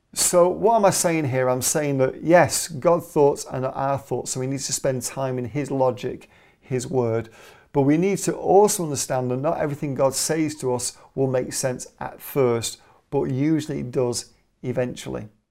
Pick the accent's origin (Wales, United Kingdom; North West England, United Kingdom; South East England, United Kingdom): North West England, United Kingdom; Manchester; I'm Mancunian, I'm from Manchester